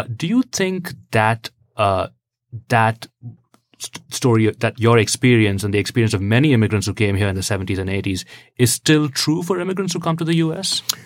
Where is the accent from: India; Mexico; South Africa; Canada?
India; now in United States; I'm from India originally